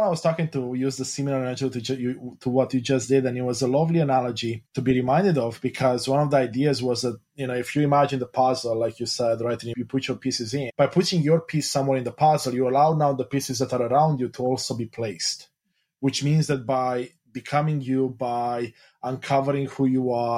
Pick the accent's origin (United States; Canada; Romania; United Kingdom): Romania; moved away; I grew up in Romania, Eastern Europe, a Christian Orthodox